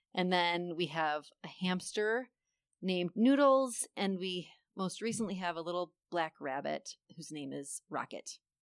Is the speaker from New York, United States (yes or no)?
yes; Buffalo, New York, United States; moved away as an adult; I am originally from Buffalo, New York, and we moved here back in twenty fifteen